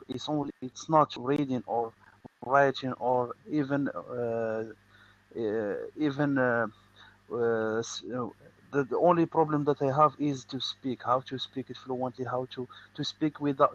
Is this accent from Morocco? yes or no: yes; Morocco; English is a second language; as a Moroccan, I'm from Morocco